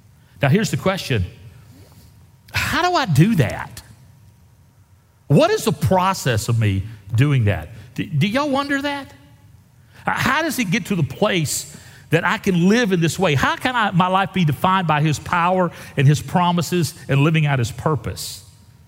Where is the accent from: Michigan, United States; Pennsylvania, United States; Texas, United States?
Texas, United States; Wimberley; I'm from Wimberley